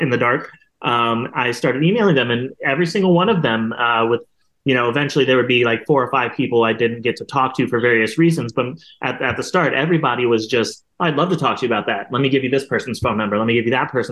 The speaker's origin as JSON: {"language": "English", "town": "Columbus", "region": "Ohio", "country": "United States", "said": "I'm from Columbus"}